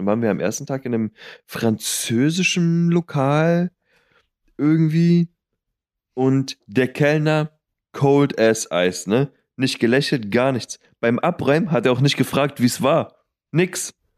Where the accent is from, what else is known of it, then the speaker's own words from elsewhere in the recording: Berlin, Germany; Marienfelde, da wo ich herkomme, ist halt noch ein bisschen weiter ähm, draußen